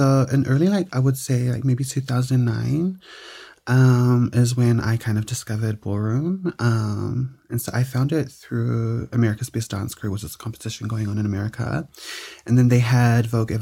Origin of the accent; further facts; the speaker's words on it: Auckland, New Zealand; born and raised in beautiful South Auckland.